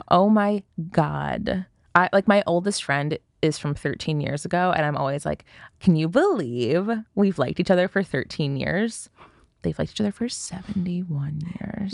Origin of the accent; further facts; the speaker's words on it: United States; as an American